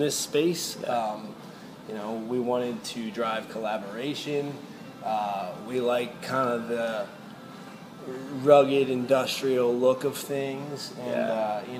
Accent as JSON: {"language": "English", "town": "Catonsville", "region": "Maryland", "country": "United States", "tie": "born or raised there", "also_born_or_lived": "North Carolina", "said": "I am from Baltimore, specifically from Catonsville. I went to Catonsville High School"}